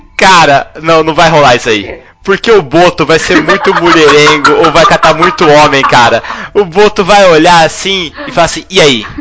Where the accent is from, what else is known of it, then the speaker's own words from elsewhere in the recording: Londrina, Paraná, Brazil; Eu sou de Londrina, Paraná.